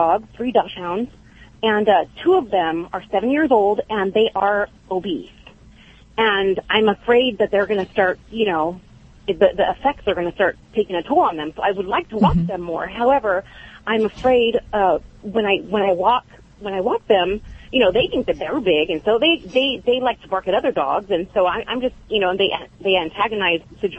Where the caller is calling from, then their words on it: Biola, California, United States; also born or lived in Fresno, California; I'm calling from Biola, Biola, California.